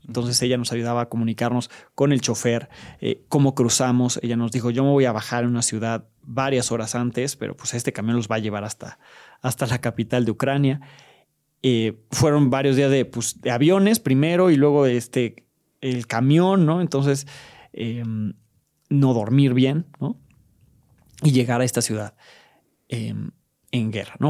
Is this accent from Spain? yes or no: no; Mexico; en mi país hay mucha violencia y sí estamos en riesgo, pero es un país en paz